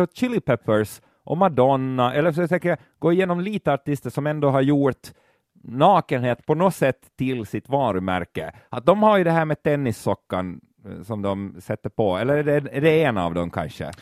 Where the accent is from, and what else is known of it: Finland